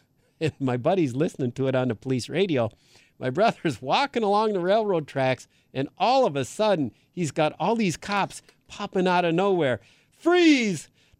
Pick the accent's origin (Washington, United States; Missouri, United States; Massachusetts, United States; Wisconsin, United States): Wisconsin, United States; Green Bay; So years ago, I grew up in Green Bay.